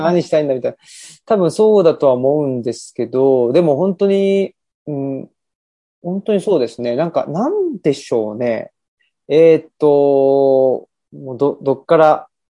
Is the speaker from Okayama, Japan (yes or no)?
no; Urawa, Saitama, Japan; moved away as an adult; also born or lived in Tokyo / Kansai; 埼玉で生まれ育ってた時は